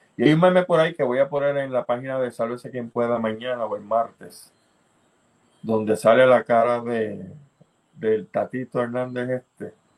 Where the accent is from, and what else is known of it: Puerto Rico